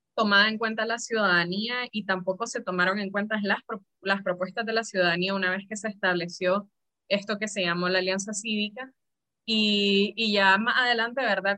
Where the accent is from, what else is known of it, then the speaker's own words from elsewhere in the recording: Nicaragua; como nicaragüenses